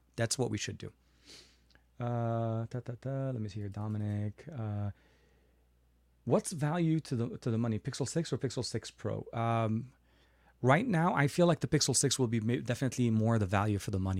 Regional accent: Lebanon; now in United States; I was born in Lebanon and I'm, I live in the U S right now

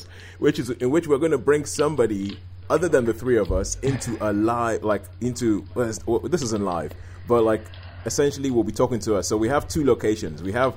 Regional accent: Nigeria; when I was young, growing up in Nigeria

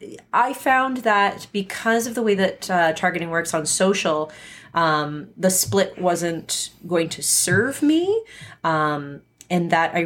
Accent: Edmonton, Alberta, Canada; I don't know where the hotspots are here. I'm from Edmonton.

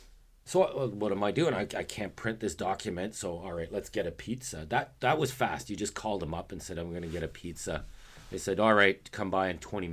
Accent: South Korea; Of course, it's essential for me because I'm from Korea.

